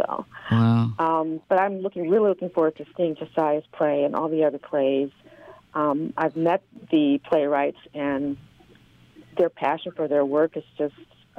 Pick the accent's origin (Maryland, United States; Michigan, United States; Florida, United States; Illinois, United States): Michigan, United States; Detroit; I'm from Detroit and I've been going back and forth from Indianapolis